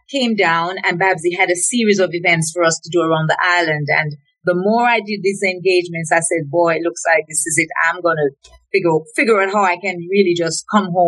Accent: Reading, South East England, United Kingdom; the plan was for me to move from Reading because I grew up in Reading and go to London

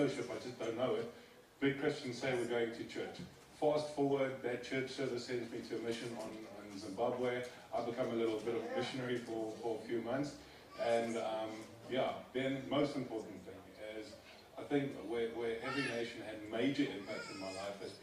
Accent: Eritrea; now in South Africa; I am originally from East Africa, small nation called Eritrea

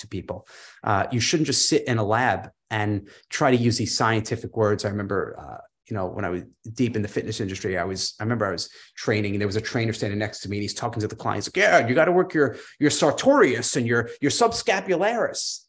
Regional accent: New York, United States; moved away; I'm a New Yorker originally

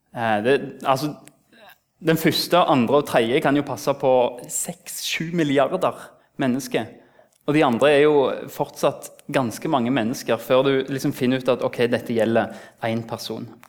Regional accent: Rennesøy, Rogaland, Norway; Det er en stor plass der jeg kommer fra

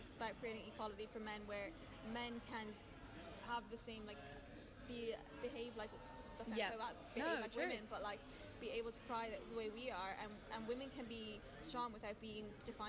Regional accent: Dublin, Leinster, Ireland

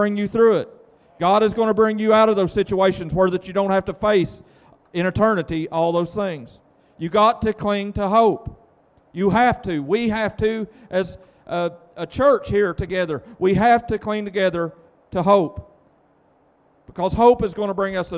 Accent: United States; also born or lived in Vanceburg, Kentucky; we are people that were blessed to be born here in America

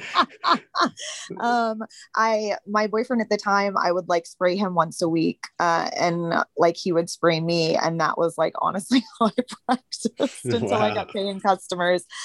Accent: Boston, Massachusetts, United States; I'm from Boston, Massachusetts

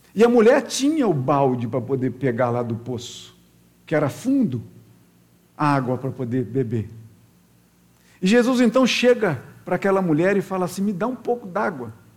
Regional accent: interior of Minas Gerais, Brazil; now in Rio de Janeiro, Brazil; pelo sotaque, falando assim, esse cara não é carioca não. E realmente não sou, né? Eu sou lá do interior de Minas, bem interior. E lá nesse interior de Minas, eu morava na periferia da cidade

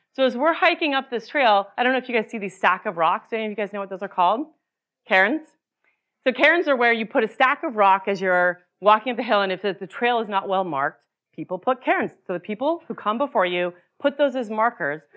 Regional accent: Utah, United States; moved away; I grew up in Utah

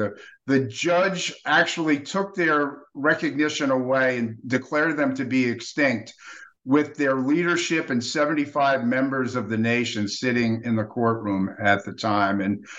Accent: Sag Harbor, New York, United States; I grew up on the east end of Long Island. I've lived here all my life.

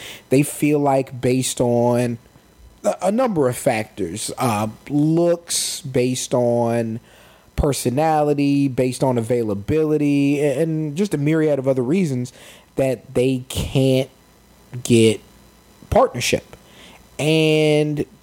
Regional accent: San Antonio, Texas, United States; we grew up in San Antonio, Texas

